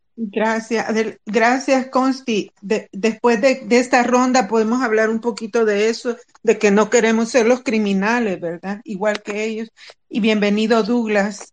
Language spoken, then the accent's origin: Spanish; El Salvador; Aquí somos salvadoreños